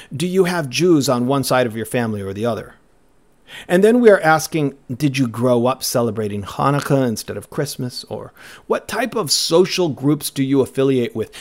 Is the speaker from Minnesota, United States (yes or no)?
yes; Cottonwood, Minnesota, United States; my hometown of Cottonwood, Minnesota